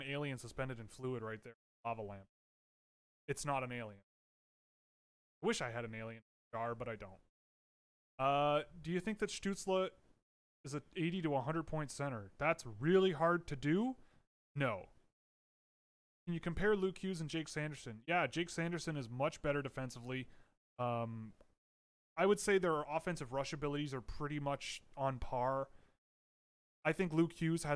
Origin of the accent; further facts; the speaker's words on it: Canada; I am Canadian.